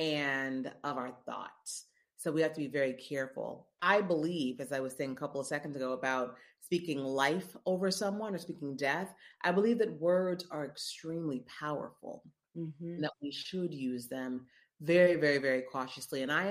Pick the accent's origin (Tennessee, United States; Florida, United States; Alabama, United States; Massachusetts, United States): Tennessee, United States; Memphis; moved away as an adult; also born or lived in Missouri / Chicago / New York; now in New Orleans, United States; I'm from Memphis, born and raised in Memphis, Tennessee.